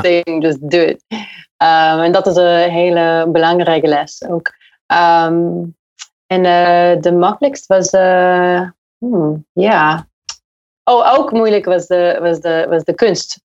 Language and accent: Dutch; United States; Dutch is a second language; moved away as an adult; now in Utrecht, Netherlands; Ja, ik kom uit Amerika. En ja, ik heb vier jaar geleden, ik ben vier jaar geleden naar Utrecht verhuisd.